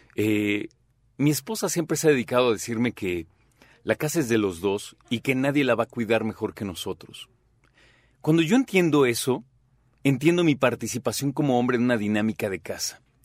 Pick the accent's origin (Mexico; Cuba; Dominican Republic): Mexico; nuestro rol como mexicanos